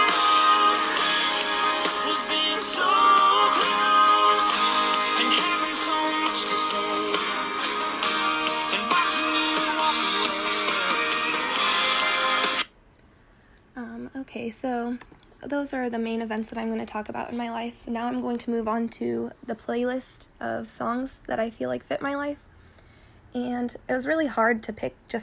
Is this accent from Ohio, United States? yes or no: yes; Tiffin, Ohio, United States; I was born and raised in Tiffin, and I'm still going to school in Tiffin at Heidelberg